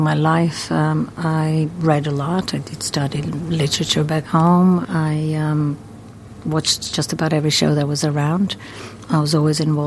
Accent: Croatia; moved away as an adult; also born or lived in New York, United States; now in London, United Kingdom; I was born in Croatia and I moved to America when I was 22.

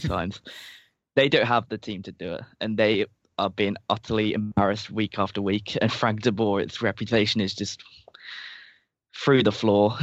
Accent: England, United Kingdom

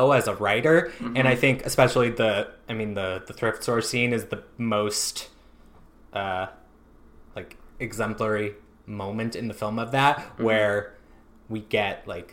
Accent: Santa Rosa, California, United States; also born or lived in Sacramento / New York; I grew up in Santa Rosa

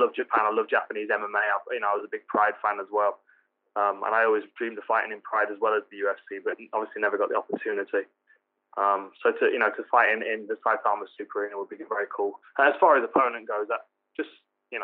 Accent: Nottingham, East Midlands, United Kingdom; my hometown, Nottingham

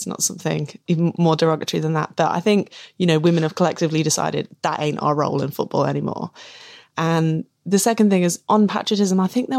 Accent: England, United Kingdom; You know, I'm English and I'm not a part of that culture that pervaded before. This is a new way of being English and we're going to be really proud of it.

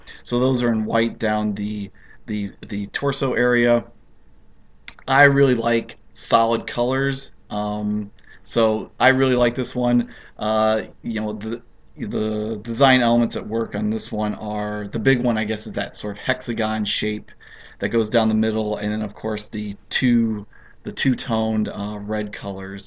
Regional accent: United States; as an American

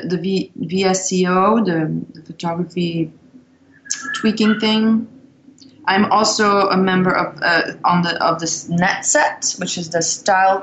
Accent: Belgium; moved away as an adult; also born or lived in London / Los Angeles; now in New York, United States; growing up in Belgium

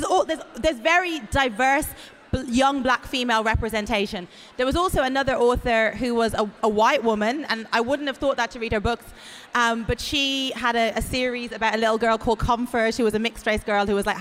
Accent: Ireland; also born or lived in Atlanta, United States; now in England; when I was growing up in Ireland, there was no mixed race, I was a black girl

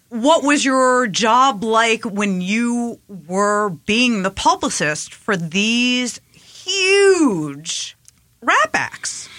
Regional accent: Long Island, New York, United States; also born or lived in Queens, New York; I moved from Queens to Long Island

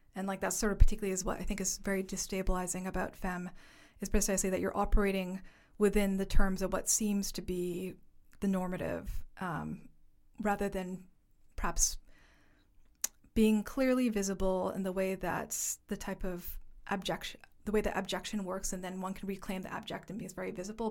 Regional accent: Toronto, Ontario, Canada; moved away as an adult; also born or lived in Halifax / Upstate New York / Vancouver; now in London, United Kingdom; I am from Canada, specifically from Toronto, so a Chinese diasporic settler in Haudenosaunee territory

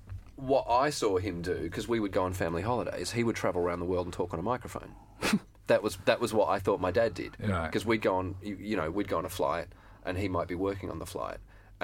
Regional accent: Sydney, New South Wales, Australia; I grew up in the southern suburbs of Sydney, which was very white.

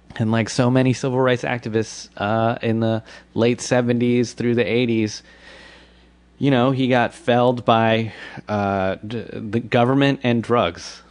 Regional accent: Washington, District of Columbia, United States; also born or lived in Bethesda, Maryland; I was raised in uh, in the nation's capital.

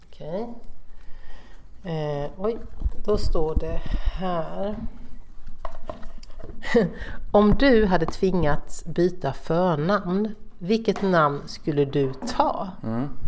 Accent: Småland, Sweden; Alltså, du vet, jag är både smålänning och miljöpartist.

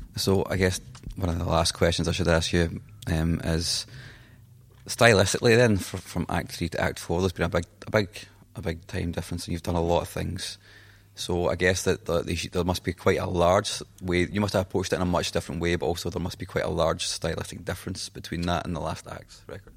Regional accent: Scotland, United Kingdom; accent: Scottish; my Scottish accent

